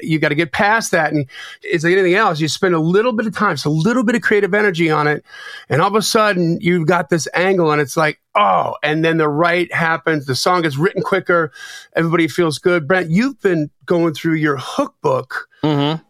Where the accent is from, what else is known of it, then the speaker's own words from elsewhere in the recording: Delavan, Wisconsin, United States; I grew up in Lake Geneva. Oh. Well, actually, Delavan, Wisconsin, right next door to Lake Geneva